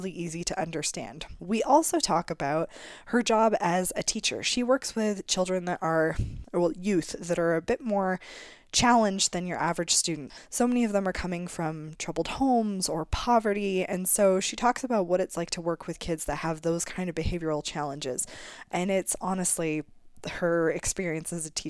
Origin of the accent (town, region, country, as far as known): Canada